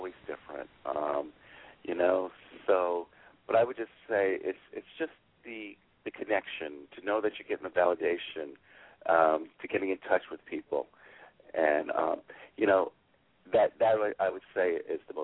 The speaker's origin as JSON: {"language": "English", "area": "Palm Beach County", "region": "South Florida", "country": "United States", "said": "I'm from South Florida in the Palm Beach County area"}